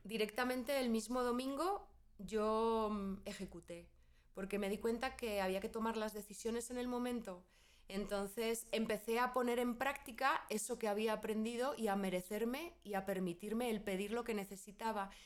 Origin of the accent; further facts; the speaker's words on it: Spain; moved away as an adult; soy española, ahí eh, viví casi toda mi vida